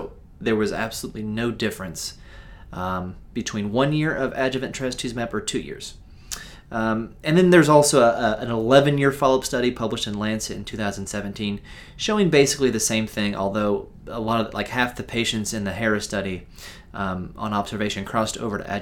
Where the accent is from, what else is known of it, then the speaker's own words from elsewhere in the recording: United States; I'm an American